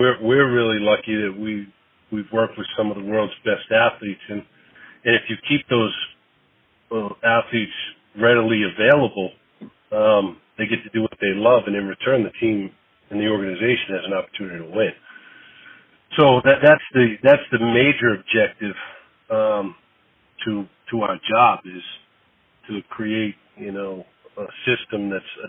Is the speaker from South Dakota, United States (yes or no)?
no; Boston, Massachusetts, United States; moved away as an adult; also born or lived in South Carolina / Austin, Texas; now in Philadelphia, United States; growing up in Boston